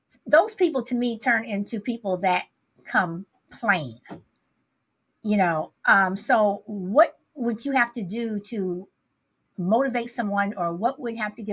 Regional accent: Midwest, United States; moved away; also born or lived in Southern California; even though I lived in Southern California, I grew up in the Midwest

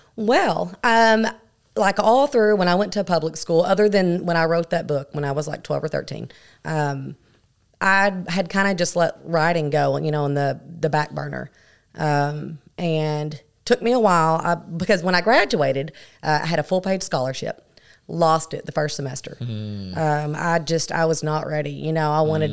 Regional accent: Miami, Florida, United States; now in Paragould, United States; I moved to Miami, Florida at a very young age, at three or four. So my younger years I spent there

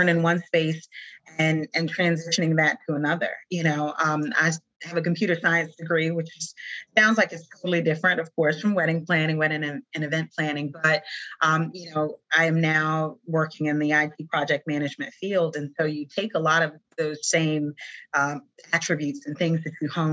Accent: South Carolina, United States; moved away; my home state of South Carolina, where I'm originally from

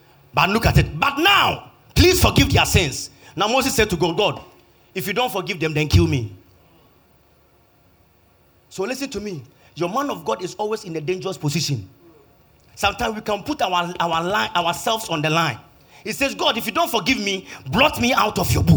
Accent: Kumasi, Ashanti, Ghana; I'm from Kumasi

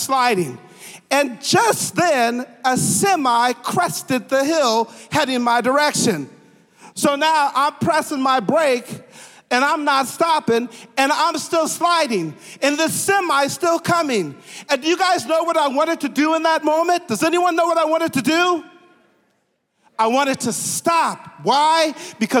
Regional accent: Grand Forks, North Dakota, United States; moved away; I'm a native of Grand Forks, North Dakota.

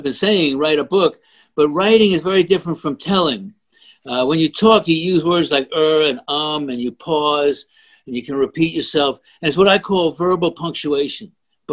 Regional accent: New York, United States; I am a New Yorker

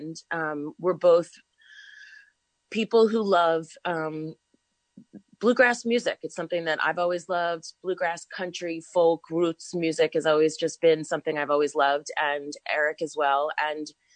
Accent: New York, United States; I was born in New York, and I've always lived in this country

